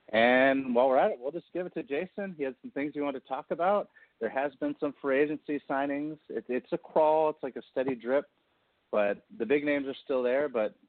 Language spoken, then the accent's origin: English; Midwest, United States; I'm from the Midwest.